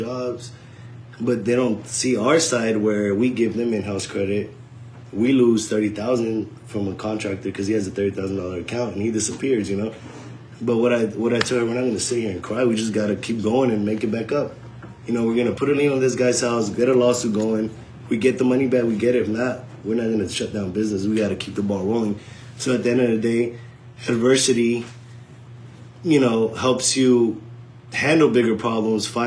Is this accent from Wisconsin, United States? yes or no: no; Georgia, United States; also born or lived in California; moved to Georgia